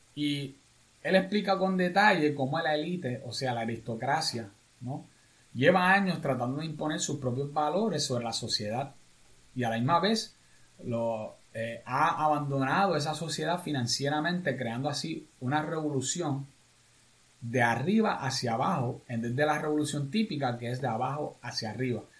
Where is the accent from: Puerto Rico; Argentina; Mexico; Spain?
Puerto Rico; ya somos más puertorriqueños en Estados Unidos